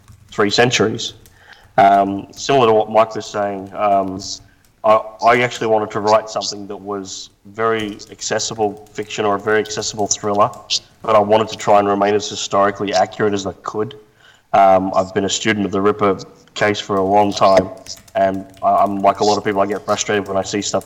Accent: Australia; moved away as an adult; now in Tampa, United States; I'm based in Tampa, Florida. I probably don't sound like it. I'm originally from Australia, but moved over to the US about 14 years ago

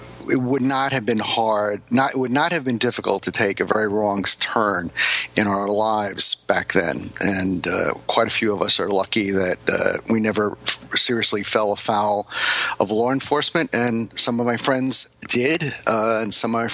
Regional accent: Hicksville, New York, United States; I grew up in Hicksville, New York

